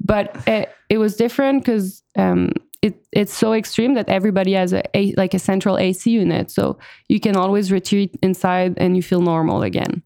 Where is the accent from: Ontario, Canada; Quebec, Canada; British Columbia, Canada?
Quebec, Canada; Montreal; moved away as an adult; now in Austin, United States; I'm from Montreal initially, Uh, but I'm now based in Austin, Texas